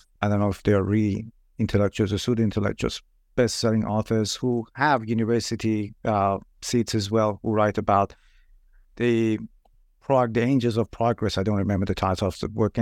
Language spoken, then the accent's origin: English; Iran; moved away as an adult; now in New Zealand; I'm originally from Iran myself, and I moved to New Zealand about 11 years ago to do my PhD